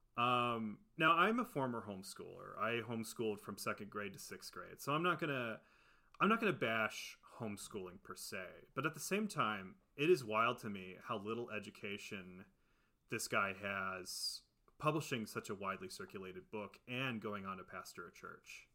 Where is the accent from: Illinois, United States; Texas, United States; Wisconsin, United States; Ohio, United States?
Ohio, United States; now in California, United States; We're both from Ohio